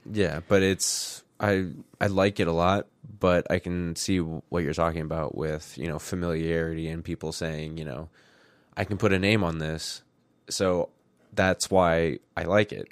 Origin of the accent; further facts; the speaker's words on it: Midwest, United States; accent: very plain American accent; we're from the Midwest, so we have just a, like, very plain American accent.